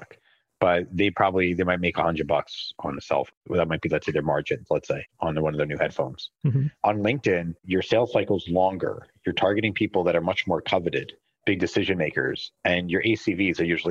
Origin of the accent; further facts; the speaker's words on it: Philadelphia, Pennsylvania, United States; I was born and raised in Philly